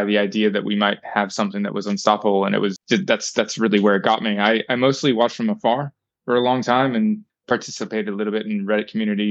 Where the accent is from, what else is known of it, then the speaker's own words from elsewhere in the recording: United States; accent: American; moved away as an adult; now in New Zealand; I was a young American, obviously, you can tell by my accent